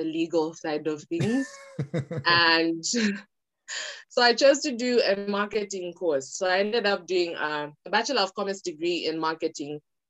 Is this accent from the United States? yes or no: no; Lusaka, Lusaka Province, Zambia; also born or lived in Copperbelt, Zambia / Ndola, Zambia; I was born in Lusaka. Okay. I did my first part of school in Lusaka, grade one to like grade eight.